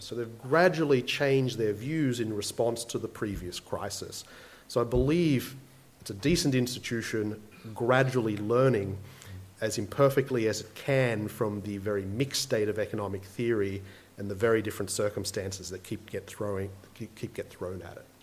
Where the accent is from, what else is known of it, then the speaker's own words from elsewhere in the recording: Campbelltown, New South Wales, Australia; as I grew up in Campbelltown, my first job was in the Kmart of Campbelltown